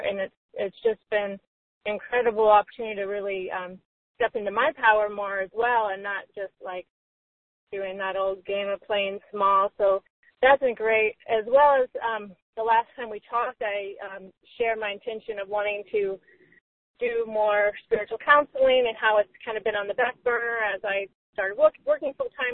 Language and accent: English; Atlanta, Georgia, United States; moved away; growing up in the Atlanta Church of Religious Science, as it was called when I was younger